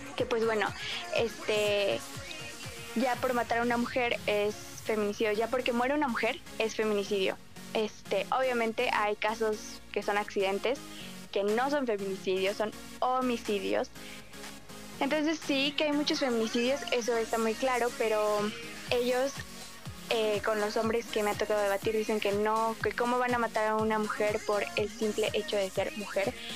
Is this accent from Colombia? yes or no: no; Mexico